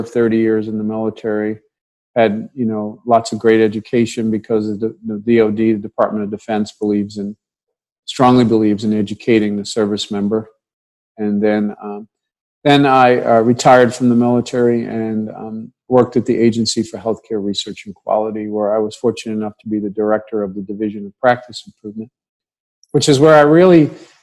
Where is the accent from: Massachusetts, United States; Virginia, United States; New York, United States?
New York, United States; New York City; I grew up in New York City